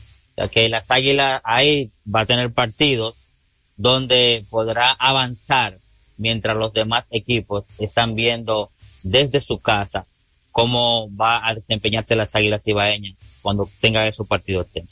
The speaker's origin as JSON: {"language": "Spanish", "country": "Dominican Republic", "said": "aquí en este país"}